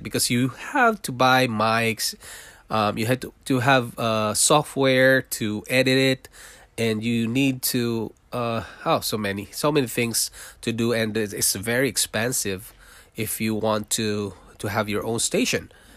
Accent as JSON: {"language": "English", "country": "Philippines", "tie": "born or raised there", "also_born_or_lived": "Singapore", "moved": "as an adult", "lives_now": "Toronto, Canada"}